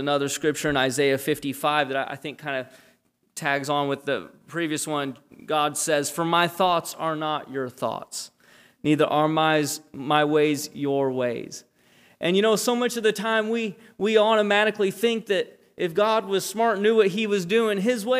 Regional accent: Japan; I was born and raised in Japan. My parents are missionaries. They've been missionaries for 37 years.

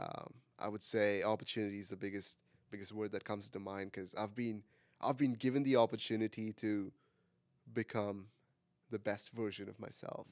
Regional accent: India; English is a second language; moved away as an adult; now in United States; I am from India.

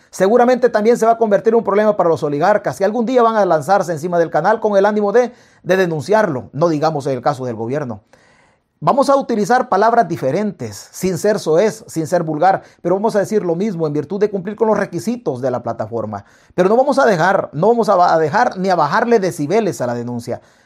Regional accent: El Salvador; nosotros como salvadoreños

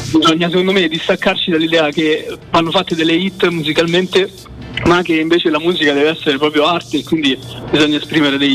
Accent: Tarquinia, Lazio, Italy; Io sono di Tarquinia, vicinissimo a Roma.

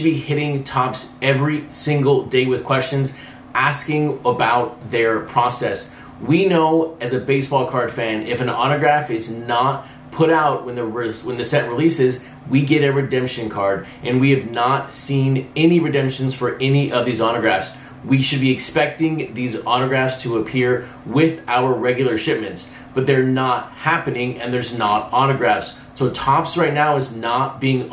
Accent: Texas, United States; I grew up in Texas

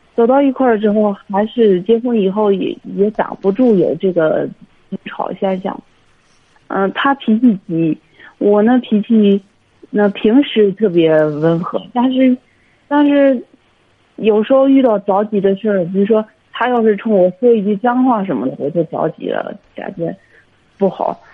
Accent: Hebei, China; 我是河北的

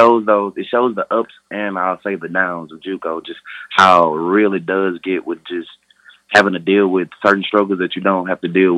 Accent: Houston, Texas, United States; My hometown is down in Houston, Texas. And I grew up down on the south side of Houston, Texas.

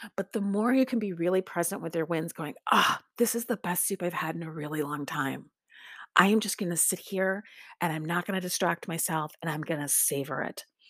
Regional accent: Lake Michigan, Midwest, United States; now in Lawrence, Kansas, United States; I grew up on Lake Michigan

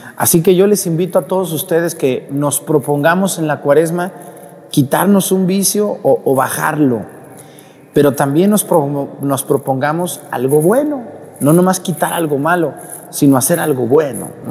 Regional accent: Mexico; now in Acatlán, Mexico; cuando fui a mi pueblo en Mestigacán

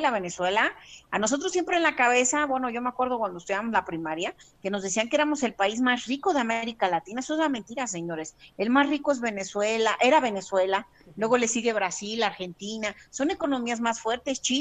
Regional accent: Mexico City, Mexico; Yo soy de la Ciudad de México.

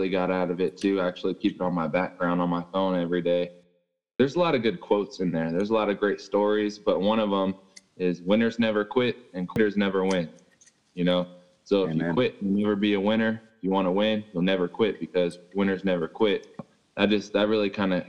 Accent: Fairfield, California, United States; moved away as an adult; now in Colorado, United States; I'm from California, and I went to a school called Fairfield High in Cali

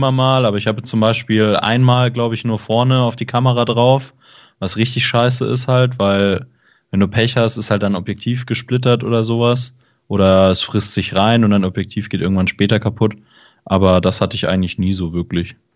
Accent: Baden-Württemberg, Germany; Genau, also ich komme aus der Stuttgarter Gegend und würde mich dann dementsprechend tatsächlich eher im Süden aufhalten.

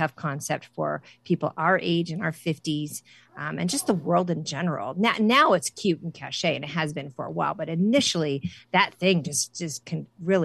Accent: Central Illinois, United States; growing up in the Midwest, Central Illinois

